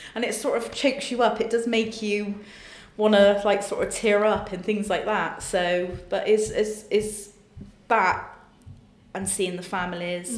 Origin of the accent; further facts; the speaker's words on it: Bristol, South West England, United Kingdom; my hometown of Bristol.